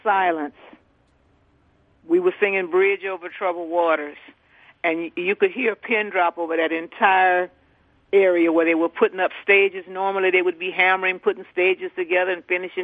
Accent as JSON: {"language": "English", "town": "New Orleans", "region": "Louisiana", "country": "United States", "said": "I'm from New Orleans. We don't get starstruck over nobody here."}